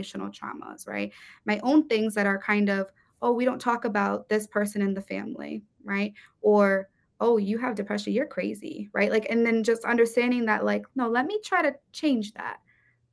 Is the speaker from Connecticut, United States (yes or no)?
yes; Bridgeport, Connecticut, United States; being born and raised in Bridgeport